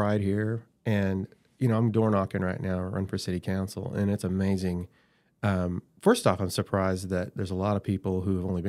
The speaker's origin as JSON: {"language": "English", "town": "Dewey", "region": "Oklahoma", "country": "United States", "tie": "born or raised there", "said": "Because I grew up in Dewey, which is a suburb of Bartersville."}